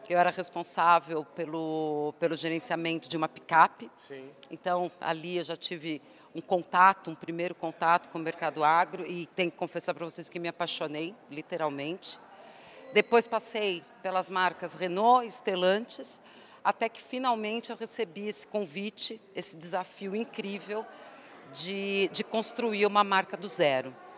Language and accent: Portuguese; Santo André, São Paulo, Brazil; eu sou de São Paulo, mais especificamente Santo André